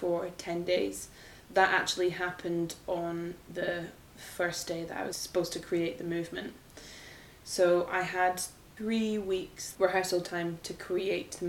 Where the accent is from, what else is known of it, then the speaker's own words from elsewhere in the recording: Edinburgh, Scotland, United Kingdom; moved away; I grew up in Edinburgh